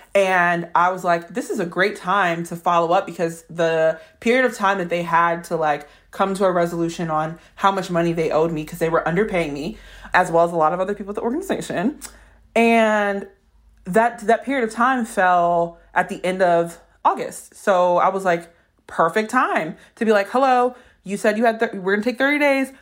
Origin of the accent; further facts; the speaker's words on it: New Orleans, Louisiana, United States; I'm from New Orleans